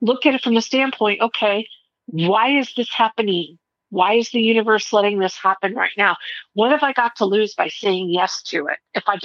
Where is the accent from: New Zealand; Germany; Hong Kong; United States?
United States; Mesa, Arizona; I grew up in Mesa